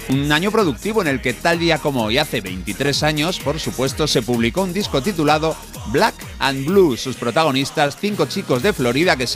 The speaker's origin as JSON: {"language": "Spanish", "country": "Honduras", "said": "Buenos días, soy de Honduras"}